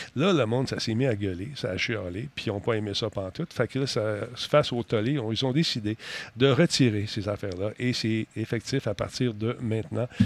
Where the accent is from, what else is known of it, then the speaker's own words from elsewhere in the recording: Canada; ici chez nous au Canada